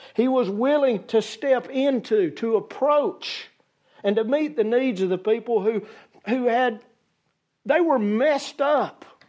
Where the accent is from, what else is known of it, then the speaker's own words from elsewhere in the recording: United States; As an American society